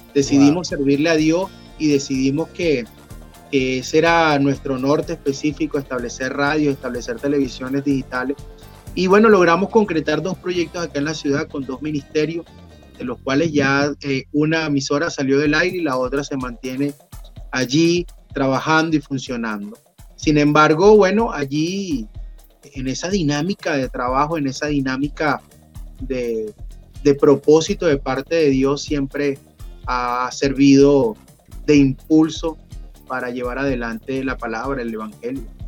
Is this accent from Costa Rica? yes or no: no; Aragua, Venezuela; moved away; also born or lived in Caracas / Colombia / Maracay; yo nací aquí en Aragua, sin embargo tenía ya como unos 17 años por Caracas